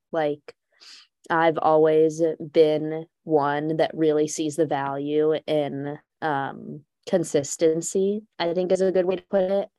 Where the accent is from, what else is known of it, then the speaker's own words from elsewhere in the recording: Texas, United States; now in Allentown, United States; I'm from Texas